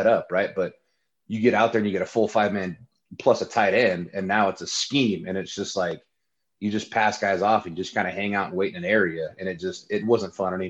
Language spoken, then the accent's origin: English; Utah, United States; also born or lived in Carmichael, California; I'm originally from California. I was born out in Carmichael back in '84. Moved to Utah in about the fifth grade. My family is originally from here